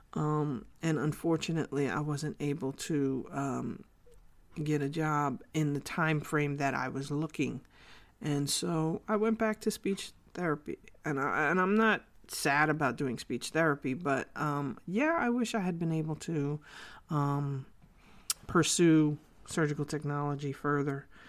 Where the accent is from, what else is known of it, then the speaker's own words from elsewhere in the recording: New York City, New York, United States; also born or lived in Korea; I was born and raised in the Bronx, New York.